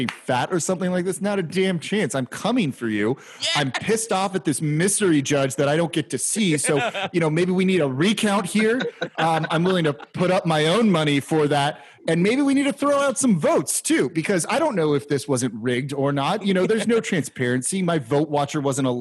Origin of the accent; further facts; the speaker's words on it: Los Angeles, California, United States; I'm from Los Angeles